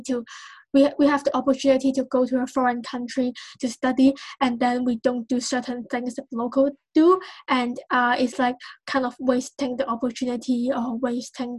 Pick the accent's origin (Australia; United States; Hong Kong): Hong Kong; I come from Hong Kong